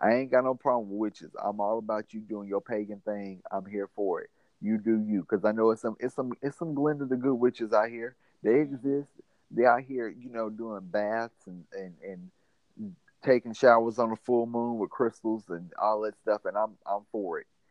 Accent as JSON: {"language": "English", "region": "Mississippi", "country": "United States", "said": "I'm from Mississippi"}